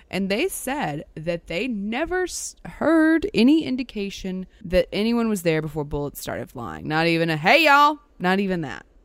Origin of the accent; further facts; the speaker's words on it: near Gibsland, Louisiana, United States; It was right near my hometown. These are my people